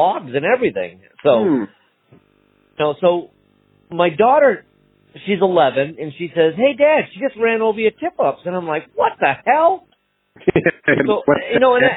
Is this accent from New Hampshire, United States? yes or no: yes; Peterborough, New Hampshire, United States; I'm from Peterborough.